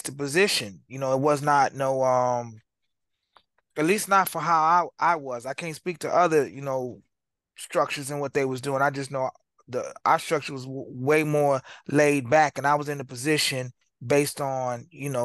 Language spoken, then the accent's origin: English; Aurora, Illinois, United States; I was born in Aurora, Illinois. My parents separated when I was two. My stepmom is German. We call them white people, Caucasian. I grew up in a two-parent household with my pops.